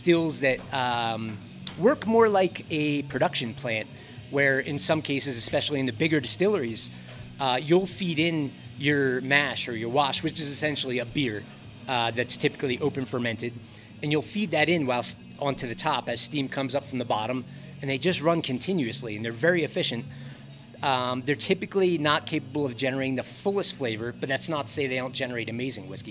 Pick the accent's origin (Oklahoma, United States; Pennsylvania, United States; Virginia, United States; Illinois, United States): Pennsylvania, United States; Philadelphia; moved away as an adult; also born or lived in Denver, Colorado; now in Buena Vista, United States; I grew up in Philly, moved to the city for school, went to art school